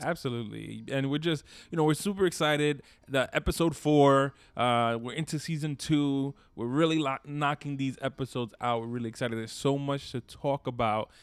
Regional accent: Brooklyn, New York, United States; accent: New York; we're New Yorkers, so by nature we have our own little accents

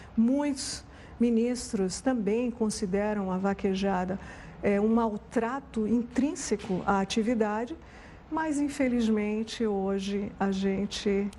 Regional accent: Pernambuco, Brazil; Eu sou nordestina, nasci em Pernambuco

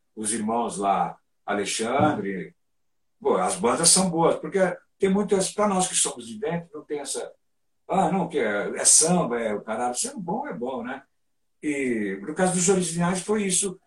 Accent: São Paulo, Brazil; nessa minha infância, tinha muito uma coisa de retirantes, né? Então a gente vinha lá da Zona Leste para Santo Amaro

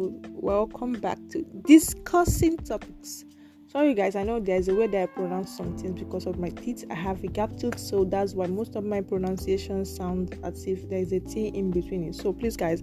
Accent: Nigeria; we are from Africa. I'm from Nigeria

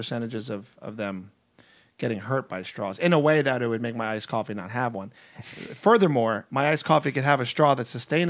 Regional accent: New Jersey, United States; now in Los Angeles, United States; I like to rip on LA because I'm from Jersey

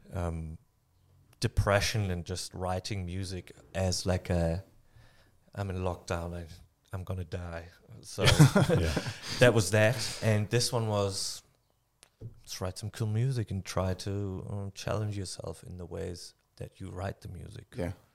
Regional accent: Germany; moved away as an adult; now in New Zealand; I am not willing to give up my German passport

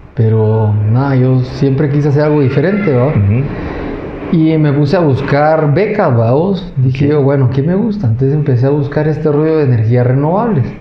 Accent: Monterrico, Santa Rosa, Guatemala; Yo crecí ahí hasta que lo vendieron el hotel cuando tenía como 10 años

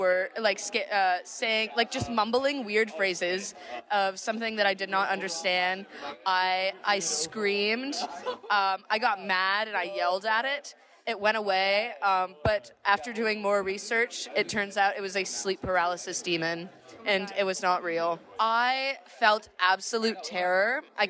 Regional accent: Atlanta, Georgia, United States; I'm from Atlanta, Georgia.

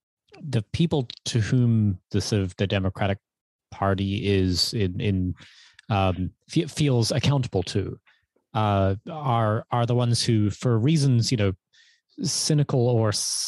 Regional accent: New Zealand; Well, I'm from New Zealand

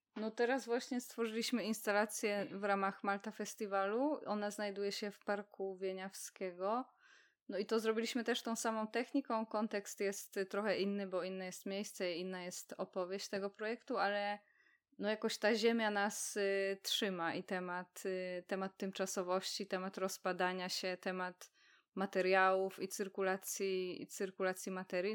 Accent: Poznań, Greater Poland, Poland; jesteśmy z Poznania

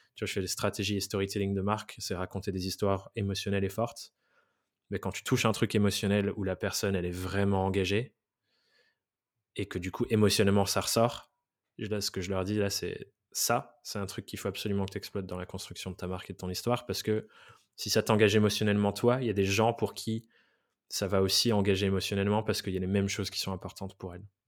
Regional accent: Dordogne, Nouvelle-Aquitaine, France; moved away as an adult; also born or lived in England; now in Paris, France; je viens, de Dordogne. J'ai été dans un des pires collèges-lycées d'Aquitaine

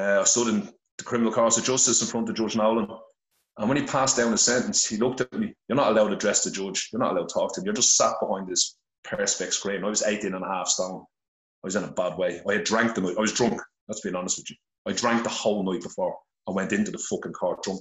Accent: Dublin, Leinster, Ireland; I'm originally from Finglas, Dublin

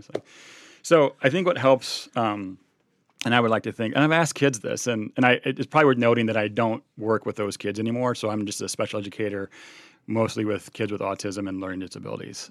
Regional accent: Illinois, United States; also born or lived in Cincinnati; now in Milwaukee, United States; we're both from Illinois

